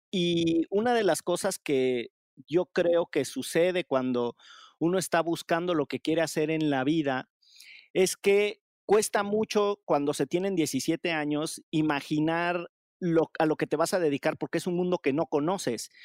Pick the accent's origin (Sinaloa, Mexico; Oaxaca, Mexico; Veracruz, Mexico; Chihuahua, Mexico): Veracruz, Mexico; Orizaba; moved away; yo en realidad soy de Orizaba, pero mi, familia sí es de, la zona del, Barlovento